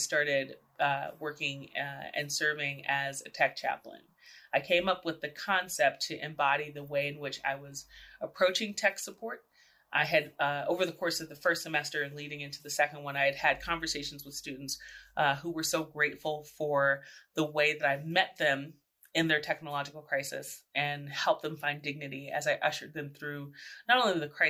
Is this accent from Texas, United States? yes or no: yes; San Antonio, Texas, United States; moved away as an adult; also born or lived in New York City; I was born and raised in San Antonio, Texas, the oldest of four kids.